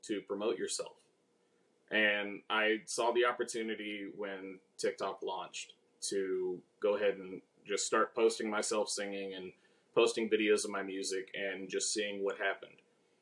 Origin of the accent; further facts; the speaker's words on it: Bastrop, Texas, United States; moved away as an adult; now in Houston, United States; I grew up outside of Austin, Texas, in a little town called Bastrop